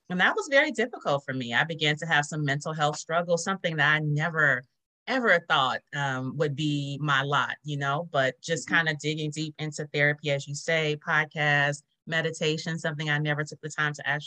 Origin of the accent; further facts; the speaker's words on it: Los Angeles, California, United States; now in Houston, United States; I'm from Los Angeles originally, and I've been in Houston 20 years.